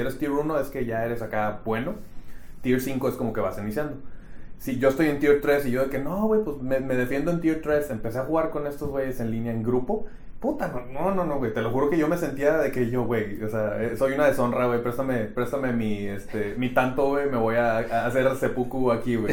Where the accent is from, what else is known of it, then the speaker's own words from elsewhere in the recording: Monterrey, Nuevo León, Mexico; yo soy de Monterrey también